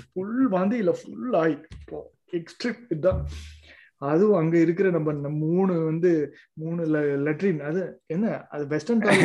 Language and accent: Tamil; Chennai, Tamil Nadu, India; moved away; as growing up இந்த மெட்ராஸில் எங்கே போய் எங்கே வளர்ந்தேன் நம் எல்லாருமே மெட்ராஸில் தான் வளர்ந்தேன்